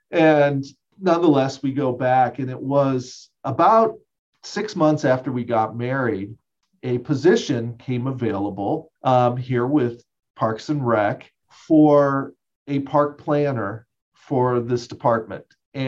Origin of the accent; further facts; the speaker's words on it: Dayton, Ohio, United States; moved away as an adult; also born or lived in Boise, Idaho; now in Jackson, United States; I grew up in Dayton, Ohio. I spent pretty much my entire childhood there. Moved to the Midwest to get my education.